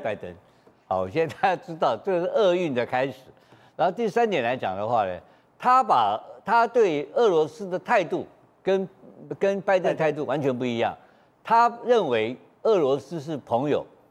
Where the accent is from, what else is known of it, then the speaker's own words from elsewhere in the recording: Taiwan; 我们台湾